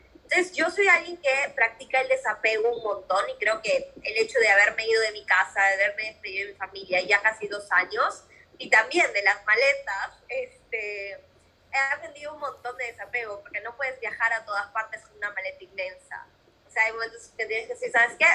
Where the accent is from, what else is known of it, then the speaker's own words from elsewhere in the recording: Peru; moved away as an adult; yo soy de Perú